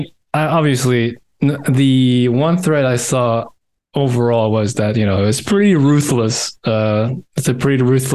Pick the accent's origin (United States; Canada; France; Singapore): France; Corsica; I'm from Corsica. Us Corsicans are the laziest French ever